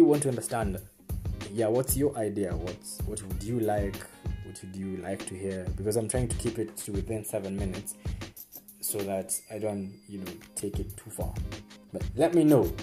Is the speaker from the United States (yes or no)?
no; Kenya; As Kenyan men